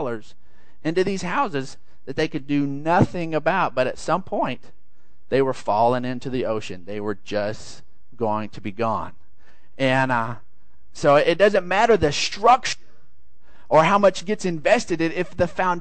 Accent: San Angelo, Texas, United States; we're from San Angelo

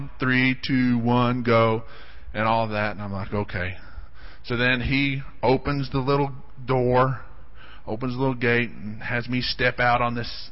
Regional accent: Odessa, Texas, United States; I grew up in Odessa, and there's just not a lot of exciting things to do in Odessa

